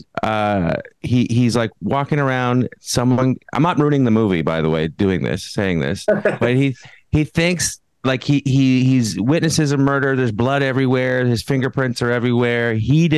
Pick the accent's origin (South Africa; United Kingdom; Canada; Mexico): Canada; I'm from Canada